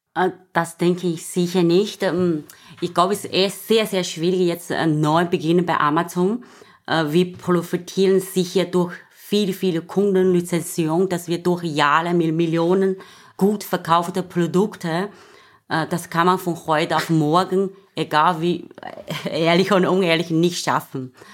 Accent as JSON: {"language": "German", "country": "China", "second_language": "German", "moved": "as an adult", "lives_now": "Austria", "said": "ich komme auch aus China"}